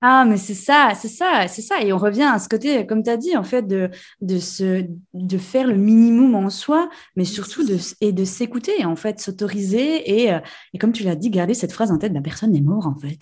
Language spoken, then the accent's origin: French; Switzerland; Chez nous en Suisse